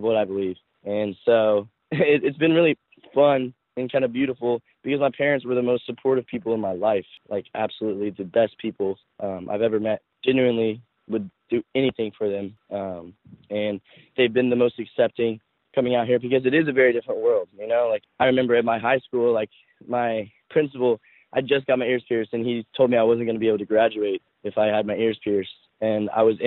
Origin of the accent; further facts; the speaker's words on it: the South, United States; now in Los Angeles, United States; I grew up in the South